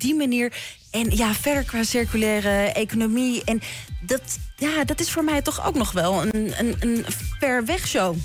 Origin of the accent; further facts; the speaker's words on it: Amsterdam, North Holland, Netherlands; moved away as an adult; now in Leiden, Netherlands; toen ik opgroeide in Amsterdam Zuidoost